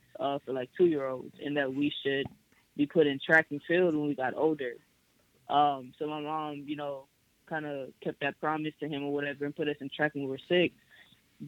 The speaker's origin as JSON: {"language": "English", "town": "Houston", "region": "Texas", "country": "United States", "tie": "born or raised there", "also_born_or_lived": "Greenville, South Carolina", "moved": "yes", "lives_now": "Atlanta, United States", "said": "I was actually born in Greenville, South Carolina, but I was raised in Houston. So, I pretty much moved from Greenville to Houston when I was 1 year old"}